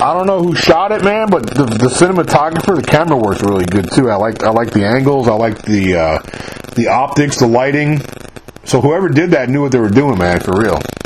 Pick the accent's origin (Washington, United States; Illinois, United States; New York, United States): New York, United States; moved away; I'm from New York myself, so I grew up I grew up up there.